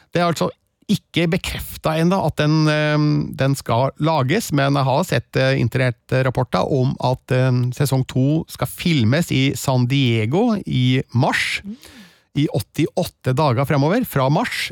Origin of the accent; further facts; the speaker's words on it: Stjørdal, Trøndelag, Norway; i Stjørdal, eh, der jeg vokste opp